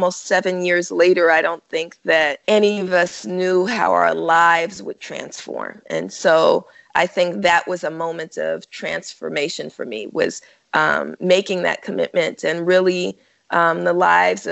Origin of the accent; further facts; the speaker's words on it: Oakland, California, United States; I'm from Oakland, California, and I was born in the 70s, even though that still makes me 29, right? but, you know, being raised in what's, you know, most of us in Oakland call the Panther Cub generation